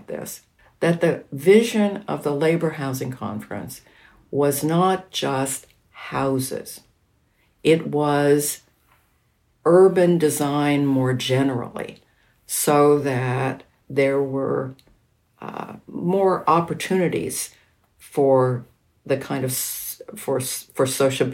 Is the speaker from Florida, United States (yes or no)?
no; around Los Angeles, Southern California, United States; I grew up in Southern California, which was an extraordinarily formless area around Los Angeles in the 1950s and 60s